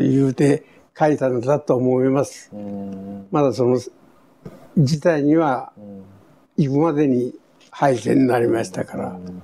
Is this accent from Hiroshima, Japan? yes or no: yes; Kure, Hiroshima, Japan; also born or lived in Tokyo / Etajima / Okayama; 小学校入った時は呉で、はい、その今いう江田島の兵学校の小学校へ、はい、三年、2年か3年、うん、2年3年ぐらいに行ったんですね。はいはい、あとは全部呉の学校です